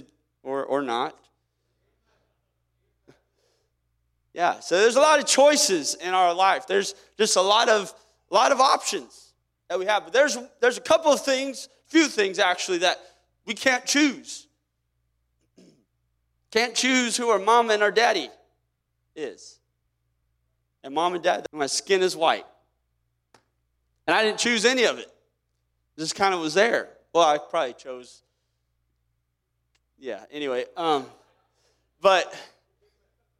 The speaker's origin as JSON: {"language": "English", "region": "Kansas", "country": "United States", "tie": "born or raised there", "said": "I didn't choose whether or not I was born in Kansas"}